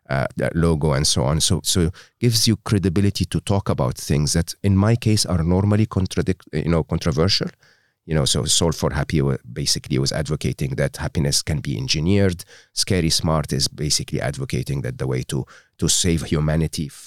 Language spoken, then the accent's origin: English; Egypt; English is a second language; I was born and raised in Egypt uh, educated in a public school and a public uh, university in Egypt.